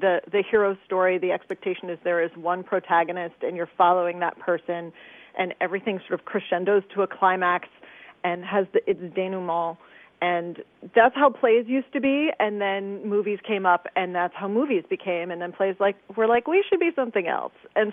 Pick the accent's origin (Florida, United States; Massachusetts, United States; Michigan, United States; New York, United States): New York, United States; suburbs north of the Bronx; moved away as an adult; also born or lived in Manhattan, New York; now in Chicago, United States; I was born in Manhattan and then I was raised mostly in the burbs about 11 miles north of the Bronx